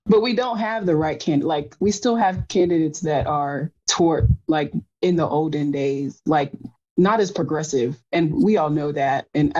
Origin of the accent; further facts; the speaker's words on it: Arlington, Texas, United States; moved away as an adult; now in Kentucky, United States; I'm from Arlington, Texas, Agtown, represent